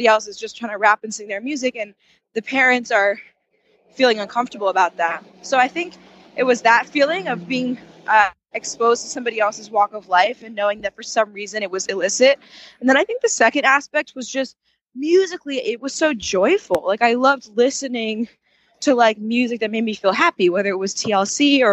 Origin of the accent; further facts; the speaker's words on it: New York City, New York, United States; I grew up in New York City to two fairly traditional Indian parents